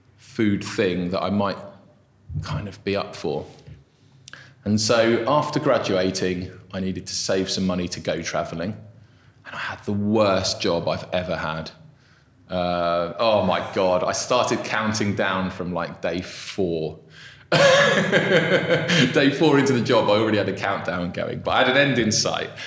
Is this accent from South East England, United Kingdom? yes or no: yes; South East England, United Kingdom; also born or lived in Brazil / Bath; I was born in Brazil. I lived there till I was six. Then we moved over to England. I lived in the southeast.